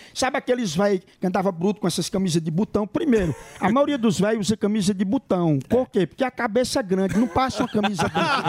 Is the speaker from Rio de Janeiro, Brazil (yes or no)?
no; Cachoeira do Sapo, Rio Grande do Norte, Brazil; now in São Paulo, Brazil; Cachoeira do Sapo, fica no Rio Grande do Norte, a minha cidade